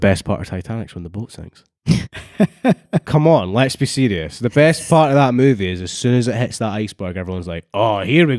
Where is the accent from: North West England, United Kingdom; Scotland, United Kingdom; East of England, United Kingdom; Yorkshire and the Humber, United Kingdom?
Scotland, United Kingdom; I feel as a Scottish person, it's a very good film and it highlights it.